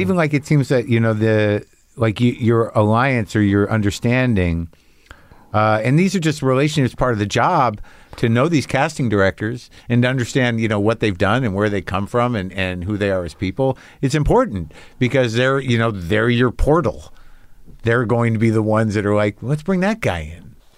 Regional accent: New Mexico, United States; I grew up in New Mexico

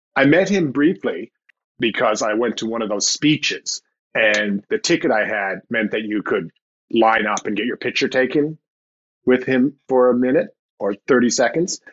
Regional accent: St. John's, Newfoundland and Labrador, Canada; my hometown, St. John's

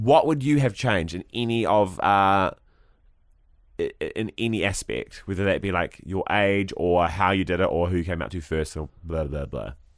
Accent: New Zealand; As a Kiwi bloke

